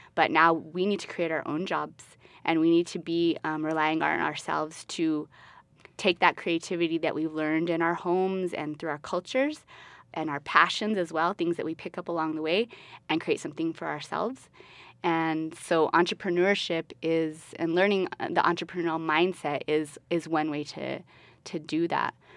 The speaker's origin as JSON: {"language": "English", "town": "Albuquerque", "region": "New Mexico", "country": "United States", "tie": "born or raised there", "said": "I'm originally from Albuquerque. I'm from the West Side. Um, I went to John Adams Middle School, and I went to West Mesa High School"}